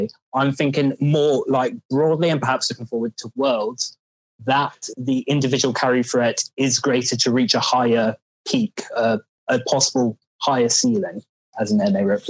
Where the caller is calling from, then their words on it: London, United Kingdom; I'm calling from London.